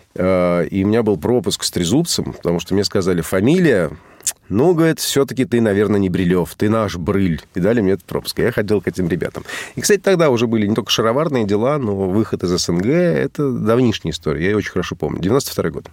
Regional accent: Moscow, Russia; also born or lived in Havana, Cuba / Montevideo, Uruguay; физически я родился в Гаване, а город родной Москва

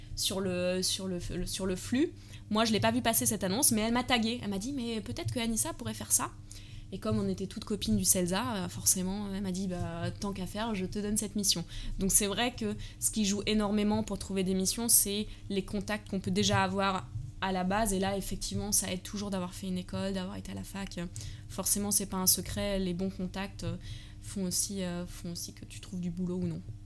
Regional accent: Germany; moved away as an adult; also born or lived in Paris, France; J'ai grandi en Allemagne. Et euh, à l'âge de 18 ans

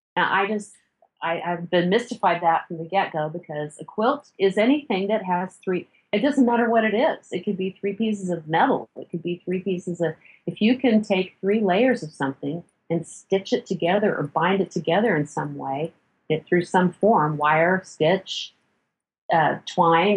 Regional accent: Midwest, United States; also born or lived in South Texas; now in Texas, United States; I grew up in the Midwest and I am now in South Texas

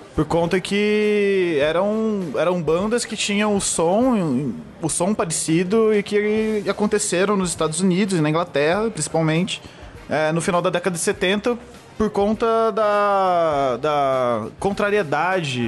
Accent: Borda da Mata, Minas Gerais, Brazil; now in São Paulo, Brazil; Sou de Borda da Mata, Minas Gerais. E eu sou publicitário aqui em São Paulo

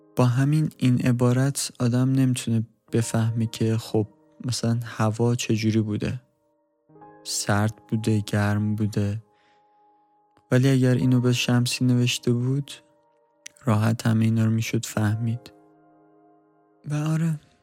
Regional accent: Iran; ما هم ایرانیم

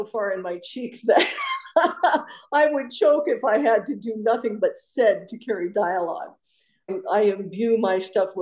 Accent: North Dakota, United States; now in Tucson, United States; I grew up in North Dakota and my parents still lived there at that time

